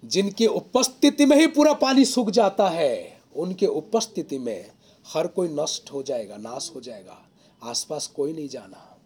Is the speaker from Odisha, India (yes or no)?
yes; Odisha, India; moved away; मैं उड़ीसा से हूँ